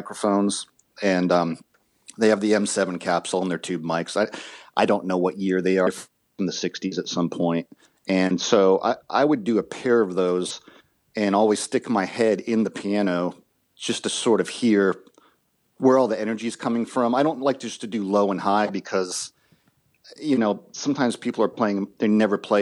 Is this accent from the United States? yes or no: yes; Massachusetts, United States; also born or lived in Boston; now in Nashville, United States; I'm originally from Massachusetts, and I moved to Nashville in 1993